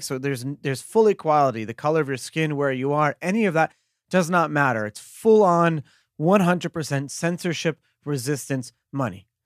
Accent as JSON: {"language": "English", "town": "New York City", "region": "New York", "country": "United States", "tie": "born or raised there", "said": "I grew up in Brooklyn, in the melting pot of the world"}